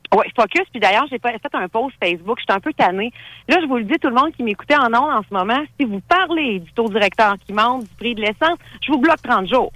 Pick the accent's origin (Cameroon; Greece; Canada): Canada; Thetford Mines, Quebec; Moi, je suis originaire de Thetford Mines